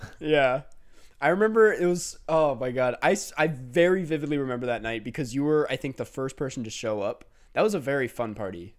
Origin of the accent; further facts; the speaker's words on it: Inver Grove Heights, Minnesota, United States; Minnesota, my home state